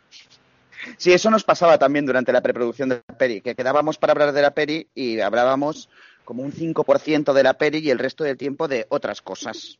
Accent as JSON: {"language": "Spanish", "town": "Barcelona", "region": "Catalonia", "country": "Spain", "said": "yo soy de Barcelona"}